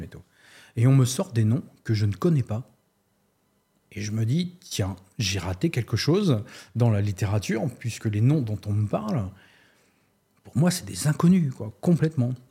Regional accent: Nantes area, Pays de la Loire, France; also born or lived in Amiens; je suis de la région nantaise

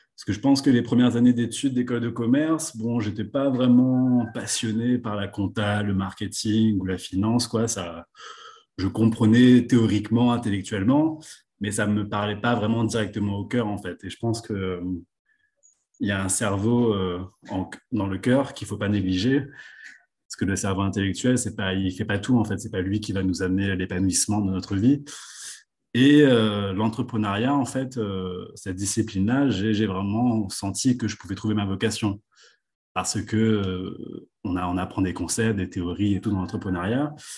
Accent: La Possession, Réunion; moved away as an adult; also born or lived in Le Port, Réunion / Paris, France; je suis né au port, à La Réunion. j'ai grandi à la possession

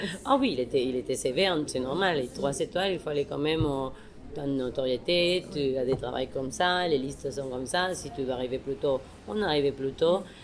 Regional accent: Mexico; moved away; la chef mexicaine

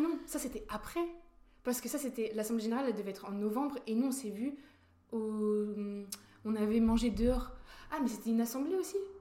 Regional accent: La Roche-sur-Yon, Pays de la Loire, France; also born or lived in Rouen, France; now in Nancy, France; je suis née à Rouen. Et mes parents, ils ont déménagé, je crois que je devais avoir l'âge de 4 ans. Euh, en Vendée

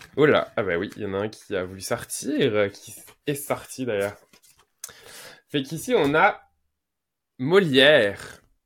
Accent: Quebec, Canada; je suis québécois. En tout cas, français au Québec, fait que je vais ent-, employer des mots québécois

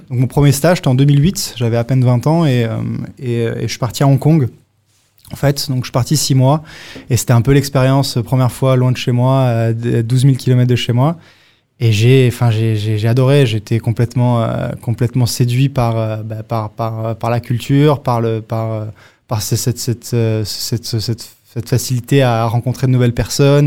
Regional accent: Monaco; moved away; also born or lived in Singapore / Bangkok; Moi j'ai grandi à Monaco, hein, né à Monaco

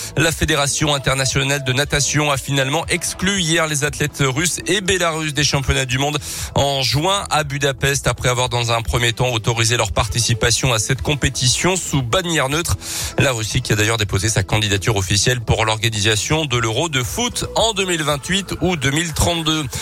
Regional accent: Auvergne-Rhône-Alpes, France; chez nous en Auvergne

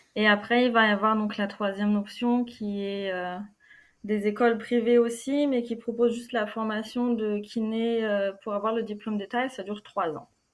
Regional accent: Normandy, France; born or raised there; moved away as an adult; also born or lived in Germany / Cologne, Germany

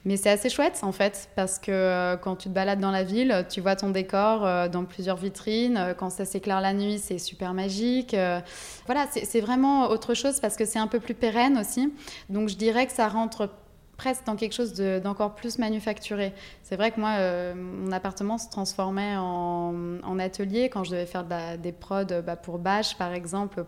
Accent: Ligurian coast, Italy; moved away; also born or lived in Dijon, France; j'ai grandi en Italie, euh, sur la côte euh, Ligure

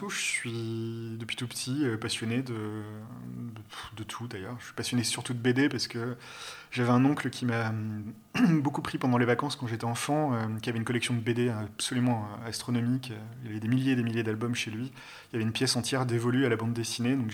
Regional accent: Bordeaux, Nouvelle-Aquitaine, France; moved away as an adult; also born or lived in Paris; à 19 balais, ben, j'ai quitté Bordeaux, euh, mes villes natales, pour aller. Euh, ouais, je suis monté à Paris.

